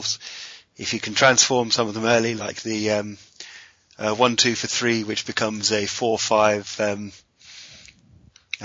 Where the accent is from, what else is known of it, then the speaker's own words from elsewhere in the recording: United Kingdom; I'm British.